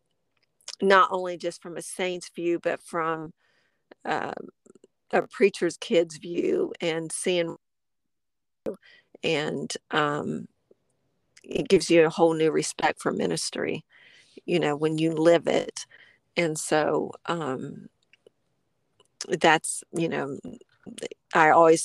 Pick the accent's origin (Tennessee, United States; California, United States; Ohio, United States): Ohio, United States; Springfield; I was born and raised in Springfield, Ohio